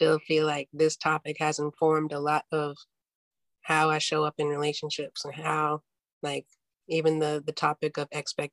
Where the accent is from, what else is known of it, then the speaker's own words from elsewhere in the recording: Chicago, Illinois, United States; moved away as an adult; now in New York, United States; I'm originally from Chicago.